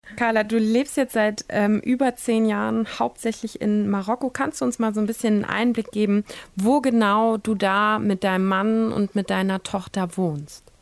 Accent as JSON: {"language": "German", "country": "Germany", "said": "bei uns in Deutschland"}